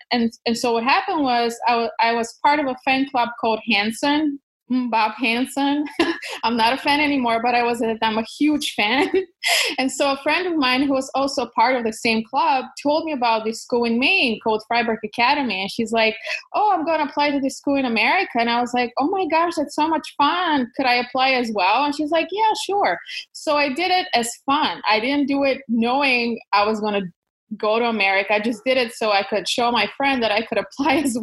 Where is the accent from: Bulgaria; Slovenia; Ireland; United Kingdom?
Bulgaria; Kyustendil, Kyustendil Province; English is a second language; moved away; I was born in Bulgaria in a small town called Kyustendil, close to the mountains